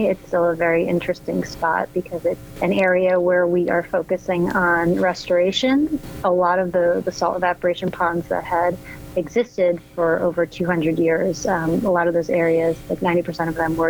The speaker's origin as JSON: {"language": "English", "region": "New Jersey", "country": "United States", "tie": "born or raised there", "moved": "yes", "lives_now": "Oakland, United States", "said": "I grew up in New Jersey, and I don't come from a family of artists whatsoever."}